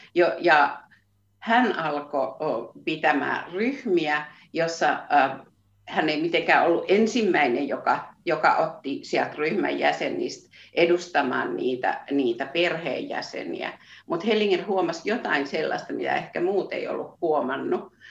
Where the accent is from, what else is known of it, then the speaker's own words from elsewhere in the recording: Satakunta, Finland; accent: Satakunta dialect; moved away as an adult; now in Nurmijärvi, Finland; mutta siis olen koto, kotoisin satakunnasta ja ehkä se Viljami on niin se juttu, mikä, mikä, mikä meitä sitoo, että se, se satakunnan murre